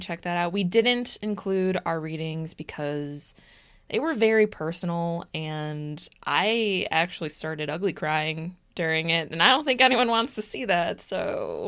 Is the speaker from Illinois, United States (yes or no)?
yes; Des Plaines, Illinois, United States; We are from Des Plaines